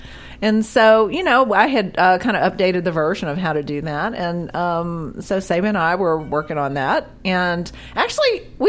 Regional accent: New Orleans, Louisiana, United States; moved away as an adult; now in Los Angeles, United States; I'm from New Orleans.

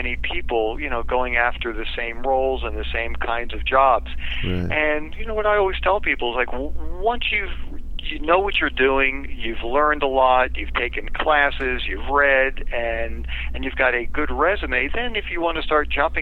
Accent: Baltimore, Maryland, United States; I grew up here. My bed is here

